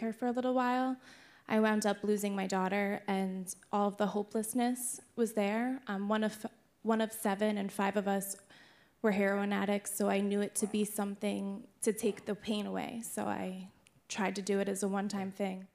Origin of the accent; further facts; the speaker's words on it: Jackson, New Jersey, United States; I grew up in Jackson, New Jersey.